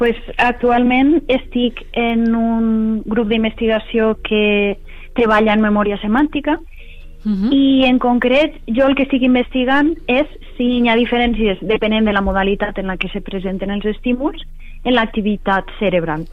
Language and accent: Catalan; Castelló de la Plana, Valencian Community, Spain; moved away as an adult; now in York, United Kingdom; Jo soc nascuda a Castelló de la Plana i he viscut tota, tota la vida allí